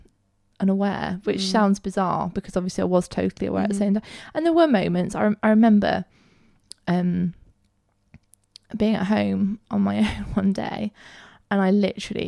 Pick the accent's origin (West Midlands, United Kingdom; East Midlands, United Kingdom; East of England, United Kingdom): East Midlands, United Kingdom; Peak District; I grew up in the Peak District